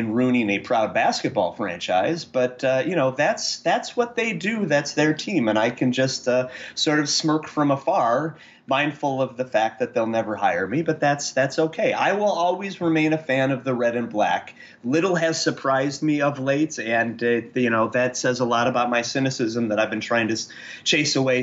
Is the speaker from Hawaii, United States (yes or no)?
no; Chicago, Illinois, United States; moved away as an adult; now in Indiana, United States; I'm from Chicago and then the suburbs and then the city, and now I live in Indiana